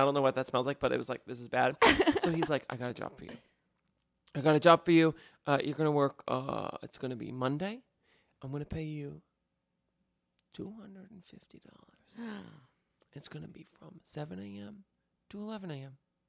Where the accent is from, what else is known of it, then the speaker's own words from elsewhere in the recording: Westchester County, New York, United States; also born or lived in University of Michigan; I grew up in Westchester County